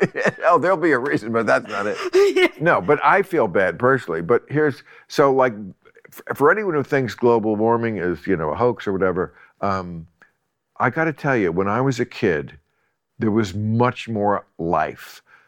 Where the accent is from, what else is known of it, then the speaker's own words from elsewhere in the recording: New Jersey, United States; New Jersey. And life was teeming.